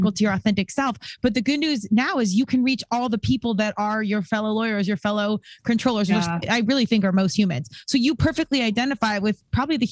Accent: Colorado, United States; moved away as an adult; I was from Colorado

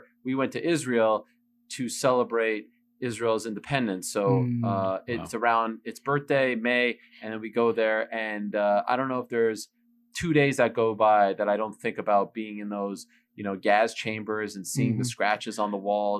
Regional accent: Montreal, Quebec, Canada; Oh man, I love a lot about my hometown.

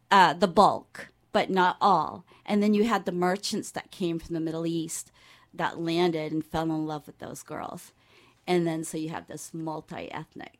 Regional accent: Georgetown, Demerara-Mahaica, Guyana; I am from Georgetown, which is uh, below sea level

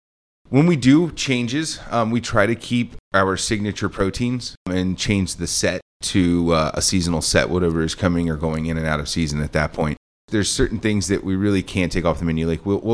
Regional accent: the South, United States; I'm from the South. You know? We're from the land of pimento cheese.

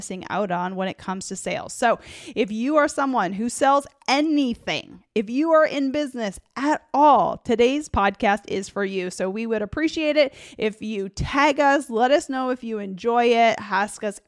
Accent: Canada; now in Arkansas, United States; I'm originally from Canada

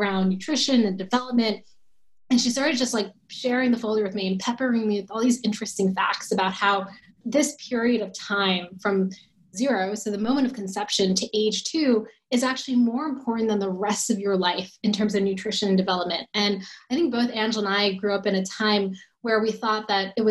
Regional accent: New Jersey, United States; I grew up in New Jersey

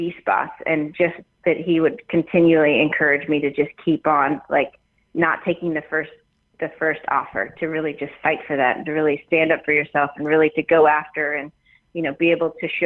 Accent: Sacramento, California, United States; Sacramento, in my hometown

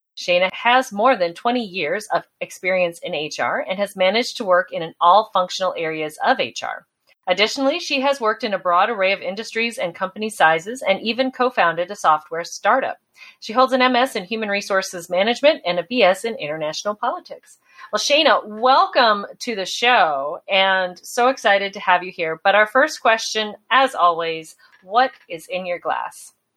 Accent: South Dakota, United States; growing up in South Dakota

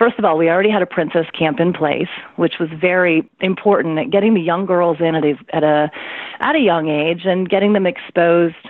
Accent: West Virginia, United States; moved away as an adult; also born or lived in Philadelphia; I'm from West Virginia, although I was living in Philadelphia at the time

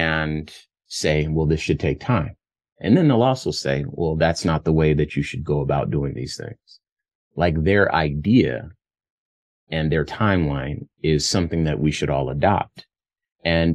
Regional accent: United States; also born or lived in Los Angeles, California / Phoenix, Arizona; my own individual experience growing up in Los Angeles and Phoenix, Arizona

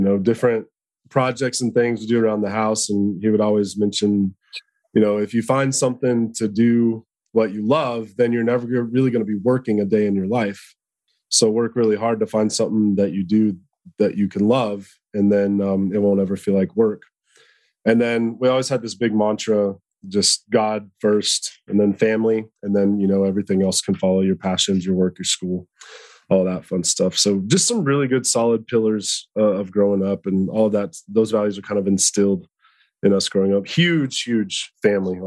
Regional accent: Dallas, Texas, United States; I was born in Dallas, Texas, but my whole family's from Iowa.

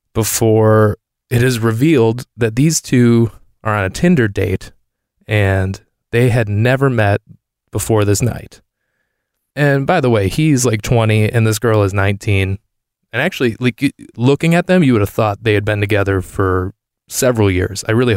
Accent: Michigan, United States; there was a Target that's probably a 15-minute walk from the house I grew up in Michigan.

